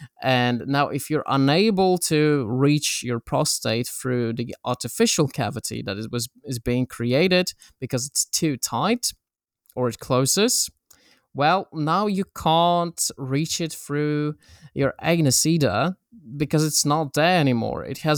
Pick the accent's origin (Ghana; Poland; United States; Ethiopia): Poland; born there; English is a second language; And I was born in Poland, in a small town that was very homophobic.